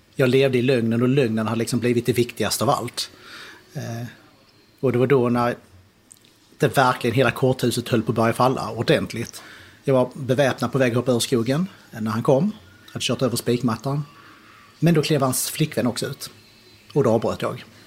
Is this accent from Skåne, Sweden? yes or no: yes; Skåne, Sweden; also born or lived in Kristianstad / United States; Ja, jag är född nere i Skåne, på Kristianstad BB. Uh, uppväxt i Sverige, nere i Skåne, nästan hela uppväxten utom två och ett halvt år som jag gick i skola i USA